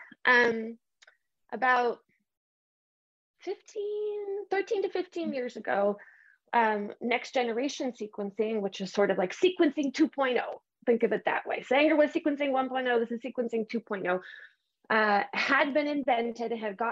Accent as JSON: {"language": "English", "country": "Canada", "said": "I'm Canadian"}